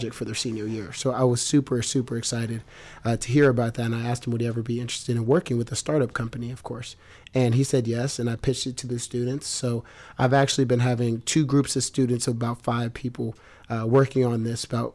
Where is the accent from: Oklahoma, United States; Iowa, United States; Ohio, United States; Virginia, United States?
Ohio, United States; Columbus; I grew up in Columbus, Ohio